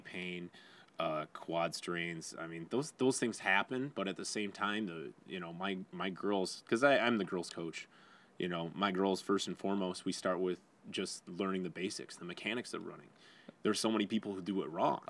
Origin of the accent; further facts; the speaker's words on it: Wyandotte, Michigan, United States; also born or lived in Lincoln Park; I grew up in Wyandotte